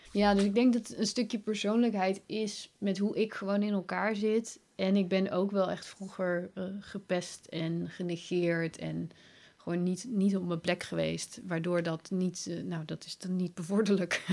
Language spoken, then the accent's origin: Dutch; Breda, North Brabant, Netherlands; moved away; also born or lived in Leiden; van mijn geboorteplaats Breda naar de plaats waar ik toen woonde, naar Leiden